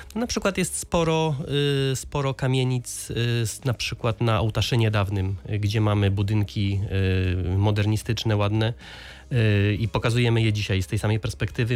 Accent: Lower Silesian Voivodeship, Poland; ja tutaj mieszkam od urodzenia

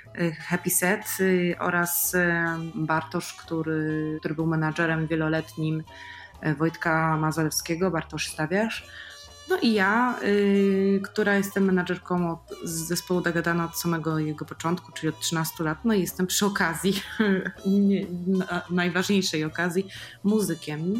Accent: Poland; z różnych regionów Polski, z naszych regionów, z których z których my pochodzimy

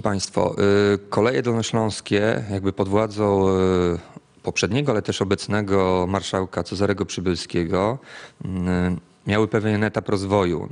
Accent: Lubin, Lower Silesian Voivodeship, Poland; skąd pochodzę, czyli z Lubina

